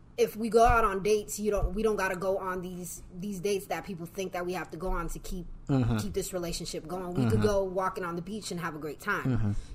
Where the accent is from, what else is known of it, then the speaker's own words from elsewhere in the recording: Kennewick, Washington, United States; I'm from Washington. Washington State, Kenwick.